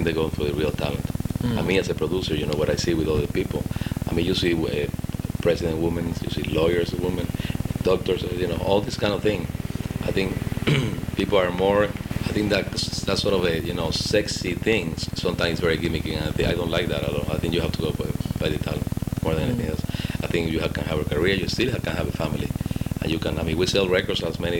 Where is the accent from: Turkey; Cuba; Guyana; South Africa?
Cuba; English is a second language; also born or lived in Spain; now in Miami, United States; I grew up in Cuba, and then I live in Spain for many years, so my English is my second language